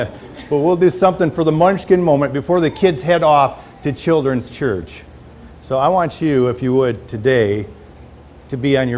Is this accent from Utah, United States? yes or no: no; Michigan, United States; And we are from Michigan.